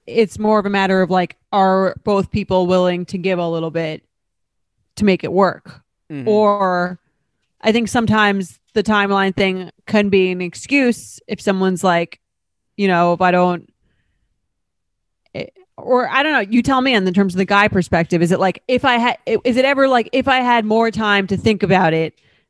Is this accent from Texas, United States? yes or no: no; Boston, Massachusetts, United States; However, I am from Boston where the timelines are much longer.